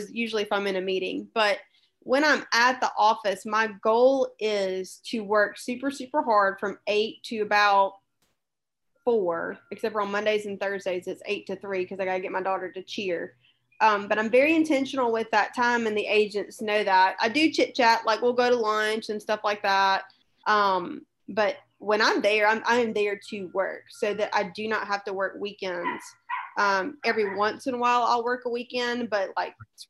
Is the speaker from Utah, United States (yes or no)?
no; Columbus, Georgia, United States; moved away as an adult; now in Fairhope, United States; I'm originally from Columbus, Georgia, and my husband's job moved us to Fairhope in 2014